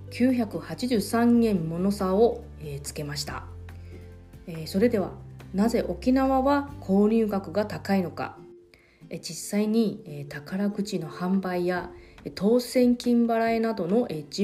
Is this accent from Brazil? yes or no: no; Taiwan; now in Okinawa, Japan; このコーナーは私台湾出身の … が沖縄のニュースを中国語を交えながら紹介します